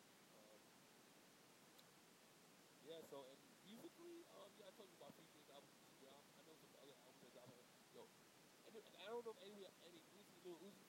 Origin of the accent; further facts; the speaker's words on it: Broward County, Florida, United States; I'm from Broward County